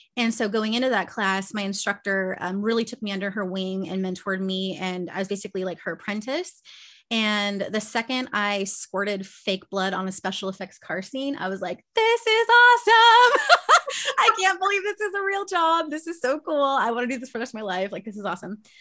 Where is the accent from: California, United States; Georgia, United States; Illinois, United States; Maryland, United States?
California, United States; Victorville; also born or lived in Long Beach; I'm born and raised Cali girl, so I've been in Southern California my whole life